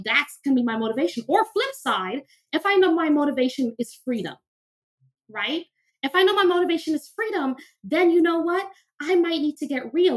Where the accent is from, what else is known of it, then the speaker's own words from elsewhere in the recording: New York City, New York, United States; I grew up very poor in Crown Heights, Brooklyn